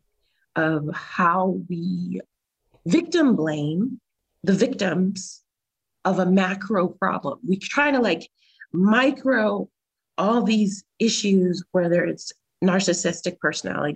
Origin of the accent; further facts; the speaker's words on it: California, United States; moved away; we're both from California too.